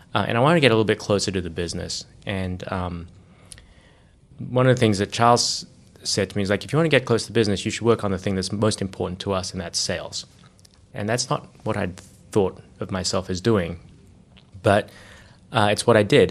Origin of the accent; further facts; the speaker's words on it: Australia; moved away as an adult; also born or lived in Sydney / Johannesburg; I grew up in Australia